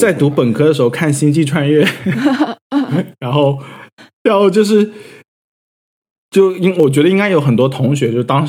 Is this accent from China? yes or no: no; United States; first language American English; Chinese is a second language; 我的母语是美国英文。